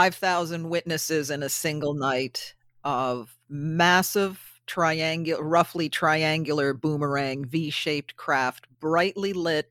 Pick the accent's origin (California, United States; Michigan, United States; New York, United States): New York, United States; I lived it. I'm born and raised in the Hudson Valley. And as a child, I remember hearing all these stories.